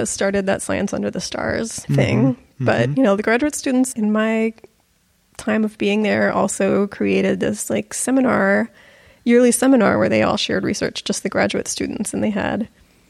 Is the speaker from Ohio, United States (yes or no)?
no; Fort Worth, Texas, United States; So I grew up in Fort Worth